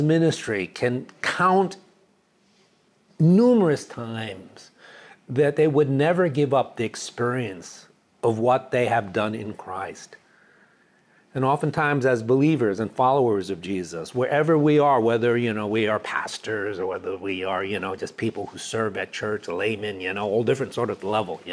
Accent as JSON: {"language": "English", "town": "New York City", "region": "New York", "country": "United States", "tie": "born or raised there", "also_born_or_lived": "Dallas, Texas / Chicago", "moved": "yes", "lives_now": "California, United States", "said": "I grew up in New York City"}